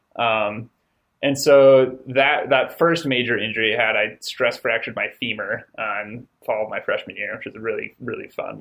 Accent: Durango, Colorado, United States; moved away as an adult; also born or lived in Gunnison, Colorado; now in Logan, United States; I grew up in Colorado, um, grew up in Durango, and spent, man, my first 24 years living in Colorado.

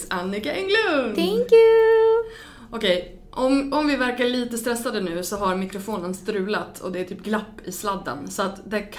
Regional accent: Örnsköldsvik, Västernorrland County, Sweden; jag är från Övik

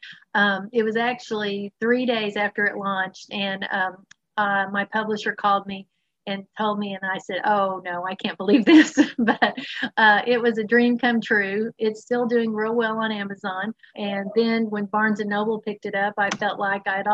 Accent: Dallas, Texas, United States; also born or lived in East Coast; now in Houston, United States; I am a native Texan. I happen to live in Houston, Texas now. I grew up in the Dallas area

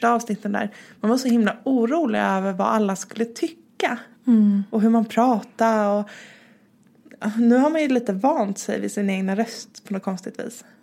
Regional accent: Stockholm, Stockholm County, Sweden; now in Malmö, Sweden; jag är nedflyttad från Stockholm. Eh, jag flyttade ner till Malmö för drygt fyra år sedan.

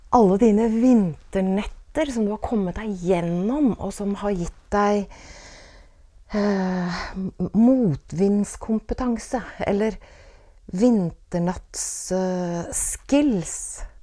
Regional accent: Åsgårdstrand, Vestfold, Norway; da jeg vokste opp i Åsgårdstrand på 1970-tallet

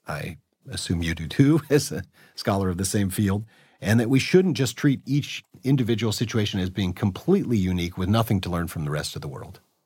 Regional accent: Berkeley, California, United States; I was raised in Berkeley, California, so that's a far left environment

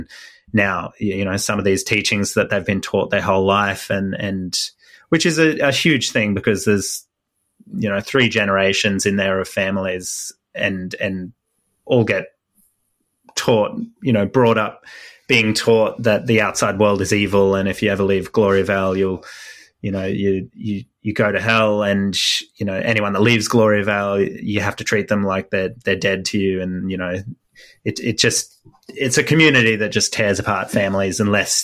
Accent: Australia; I'm an Australian based here

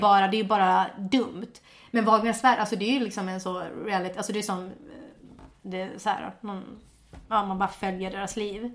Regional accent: Finland; first language Swedish; also born or lived in Åland; Jag flyttade från Finland när jag var, eh, till Åland när jag var 11

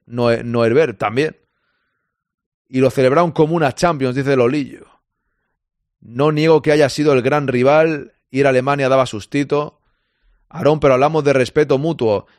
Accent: Catalonia, Spain; now in Barcelona, Spain; yo soy catalán, que yo vivo en Barcelona

